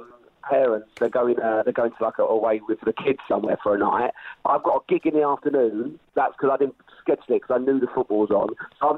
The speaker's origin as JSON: {"language": "English", "region": "England", "country": "United Kingdom", "said": "we're English"}